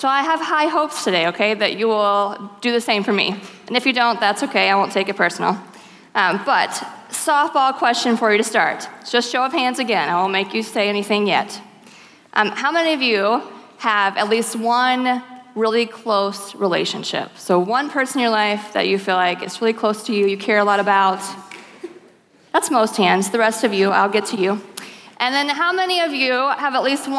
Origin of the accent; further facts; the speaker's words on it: the South, United States; moved away; I grew up in the South